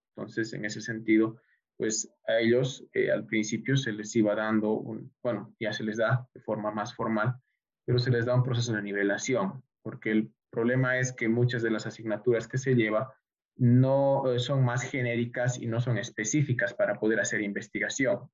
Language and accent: Spanish; Bolivia; also born or lived in Tokyo, Japan; retorné a Bolivia